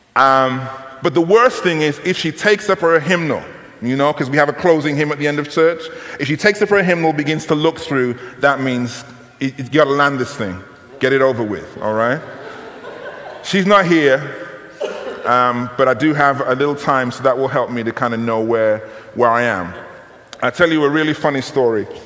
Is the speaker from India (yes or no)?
no; United Kingdom; I'm from Great Britain.